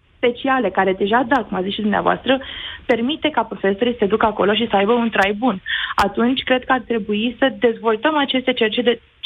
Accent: Craiova, Dolj, Romania; eu sunt din Craiova

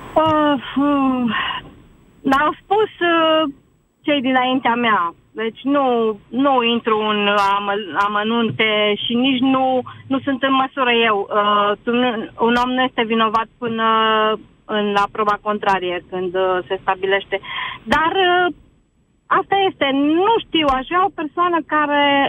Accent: Romania; suntem români

